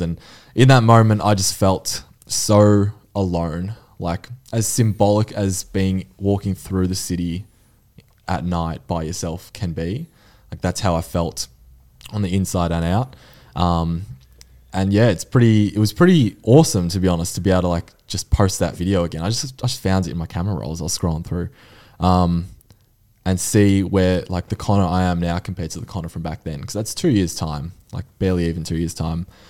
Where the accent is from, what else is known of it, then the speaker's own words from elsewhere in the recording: Mornington Peninsula, Victoria, Australia; I'm from Mornington Peninsula.